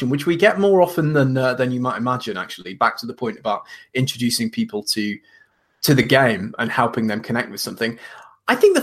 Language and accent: English; the very extreme north of England, United Kingdom; moved away; I'm from the very extreme north of England, not far off Scotland